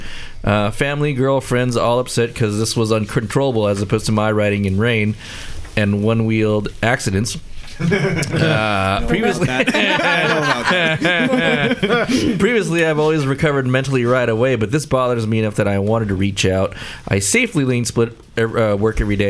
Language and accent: English; Southern California, United States; California, especially Southern California, we've kind of were born or raised with it